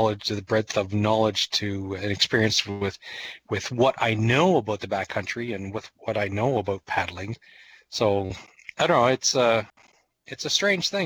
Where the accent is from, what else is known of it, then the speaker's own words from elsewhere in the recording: New Brunswick, Canada; moved away; also born or lived in Ontario / British Columbia; when I grew up in New Brunswick